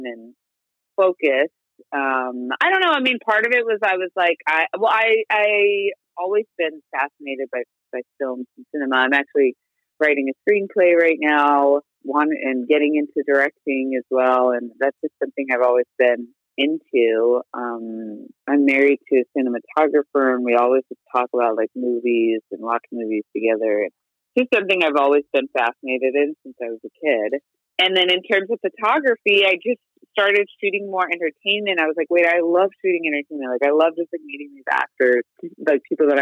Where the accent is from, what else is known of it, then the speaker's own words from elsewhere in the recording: Moreno Valley, California, United States; I grew up in Moreno Valley, which is in the Inland Empire in Southern California